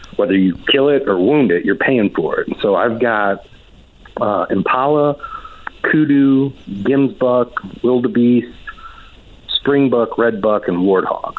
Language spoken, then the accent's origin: English; Crown Point, Indiana, United States; moved away as an adult; also born or lived in Montana; now in Missouri, United States; my hometown of Crown Point, Indiana